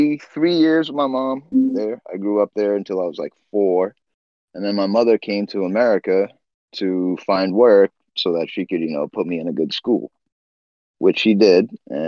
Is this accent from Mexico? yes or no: no; Namche Bazaar, Koshi Province, Nepal; now in United States; I was born in Namche Bazaar, Nepal. It's in the Solukhumbu district, right? It's 14,000 feet above sea level.